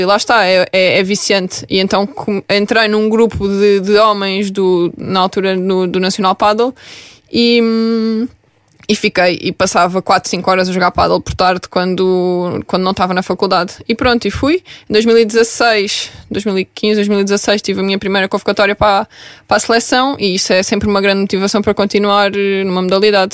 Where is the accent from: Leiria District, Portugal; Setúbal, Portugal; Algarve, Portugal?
Algarve, Portugal; Vila Real de Santo António; moved away as an adult; now in Lisbon, Portugal; eu sou de Vila Real de Santo António